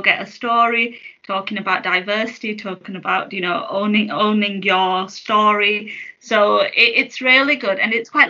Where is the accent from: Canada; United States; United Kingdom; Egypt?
United Kingdom; I'm a British Muslim. My heritage is Pakistani